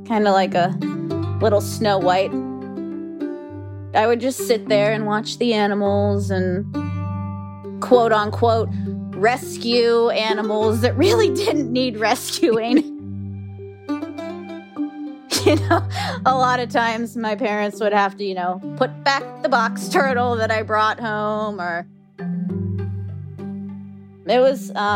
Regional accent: Western Pennsylvania, United States; now in Florida Keys, United States; I grew up in Western Pennsylvania on a 30-acre horse farm.

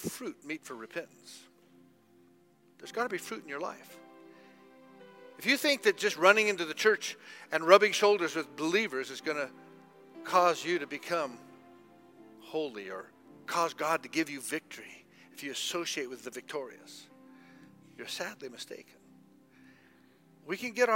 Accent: United States; now in Zimbabwe; I grew up in America

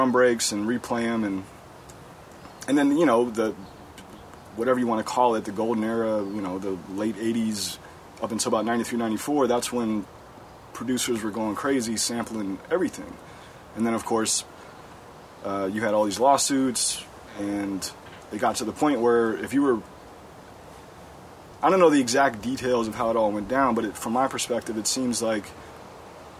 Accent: Cincinnati, Ohio, United States; now in Berkeley, United States; growing up in Cincinnati

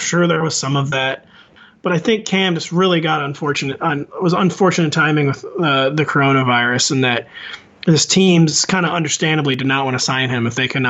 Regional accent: St. Louis, Missouri, United States; But, you know, I'm from the Midwest. It's extremely common in Missouri, St. Louis area for people to be shooting off fireworks

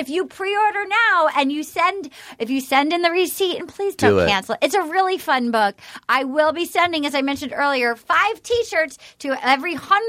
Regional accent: Little Compton, Rhode Island, United States; I grew up in Little Compton.

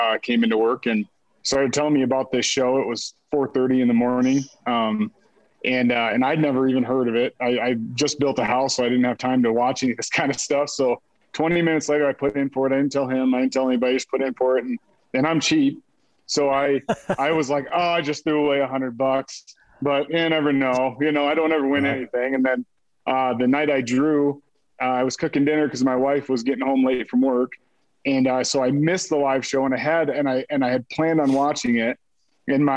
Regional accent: Saratoga, Wyoming, United States; I'm from Saratoga, Wyoming

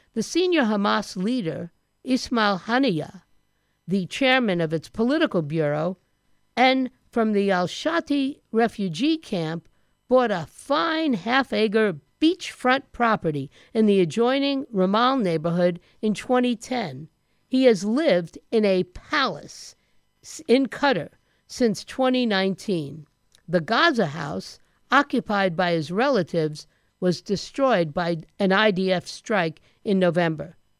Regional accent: United States; I'm an American

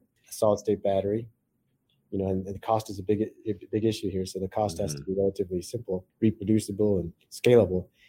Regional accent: Silicon Valley, California, United States; I grew up in Silicon Valley

